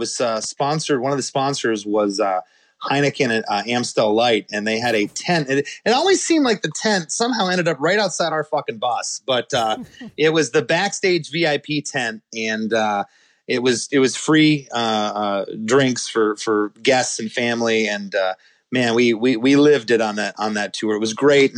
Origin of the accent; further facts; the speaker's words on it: Michigan, United States; I was born in Michigan in 1973